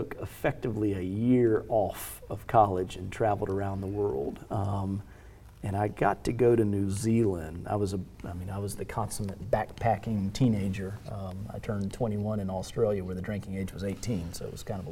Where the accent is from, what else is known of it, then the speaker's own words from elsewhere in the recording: United States; as an American